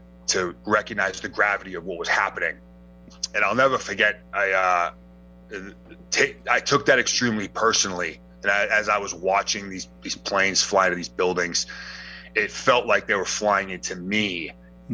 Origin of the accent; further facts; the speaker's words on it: Boston, Massachusetts, United States; now in Clarksville, United States; I'm originally from Boston, Mass, born and raised up there